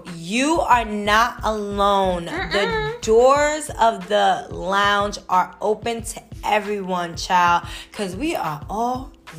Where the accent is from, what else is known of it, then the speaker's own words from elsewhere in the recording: New York City, New York, United States; now in Washington, D.C. area, United States; I'm from New York, born and raised, but I live out here now in the DMV area.